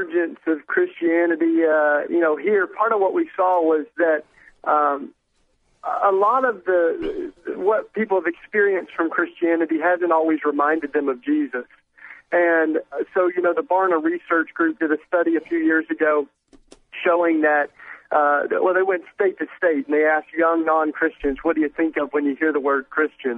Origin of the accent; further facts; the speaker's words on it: East Tennessee, United States; I grew up in the Bible Belt in East Tennessee